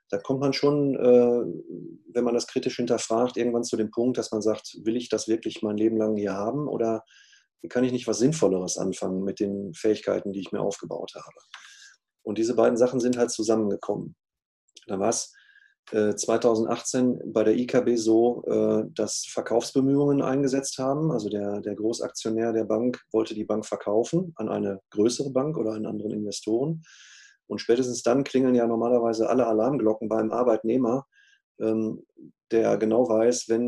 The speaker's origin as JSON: {"language": "German", "region": "North Rhine-Westphalia", "country": "Germany", "said": "ich komme ja auch aus dem Ruhrgebiet, äh, hier ist man ja eh ein bisschen offener miteinander als vielleicht im Rheinland"}